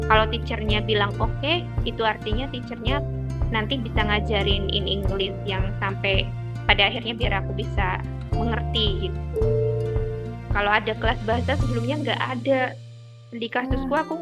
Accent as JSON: {"language": "Indonesian", "town": "Banyumas", "region": "Central Java", "country": "Indonesia", "tie": "born or raised there", "said": "aku asli Banyumas. Dela tahu Banyumas? Mbak aku Banyumas loh."}